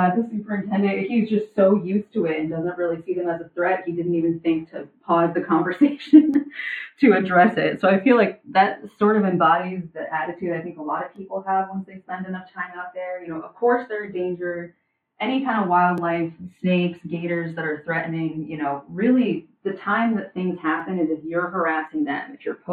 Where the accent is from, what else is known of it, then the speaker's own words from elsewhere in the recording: Northeast, United States; moved away as an adult; now in Florida, United States; I'm originally from the Northeast.